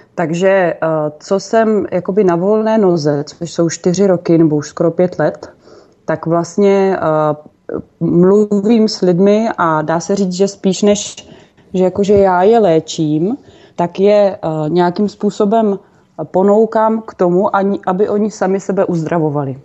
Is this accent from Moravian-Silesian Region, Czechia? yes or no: no; Brno, South Moravian Region, Czechia; moved away as an adult; now in Central Bohemia, Czechia; jsem byla původně z Brna